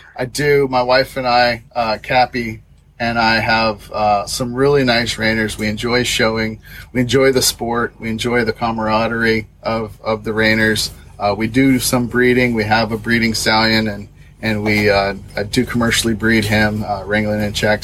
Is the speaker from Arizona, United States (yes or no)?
yes; Southeast Arizona, United States; moved away as an adult; also born or lived in Washington; now in Lexington, United States; I'm from Southeast Arizona, where I grew up on a cattle ranch